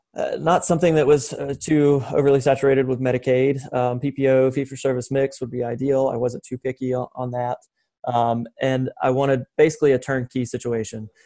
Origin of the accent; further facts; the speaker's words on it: western North Carolina, United States; the western half of North Carolina uh, is that's my hometown.